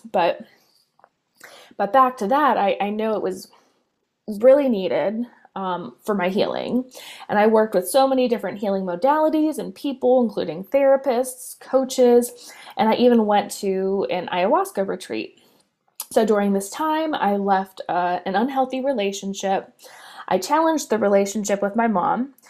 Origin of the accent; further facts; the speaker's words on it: Pittsburgh, Pennsylvania, United States; I'm from Pittsburgh, Pennsylvania in the United States